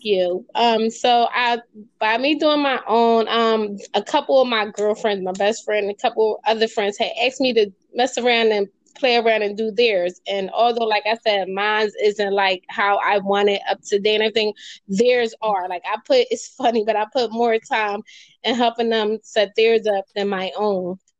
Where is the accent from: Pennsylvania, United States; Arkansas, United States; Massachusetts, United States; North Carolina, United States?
Pennsylvania, United States; Philadelphia; I'm from Philadelphia, Pennsylvania, born and raised.